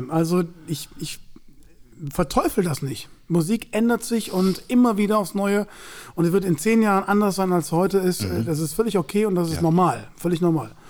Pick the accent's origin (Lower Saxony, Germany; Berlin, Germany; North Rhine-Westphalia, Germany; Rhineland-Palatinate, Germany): North Rhine-Westphalia, Germany; Cologne; Dann denke ich mir, du als Kölner solltest den kennen.